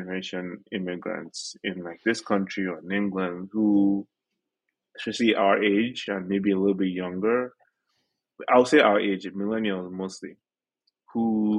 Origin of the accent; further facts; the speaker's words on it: Nigeria; now in United States; If someone asks me where I'm from, I'm going to say I'm Nigerian. You know, I might be American citizen, but I would say I'm Nigerian.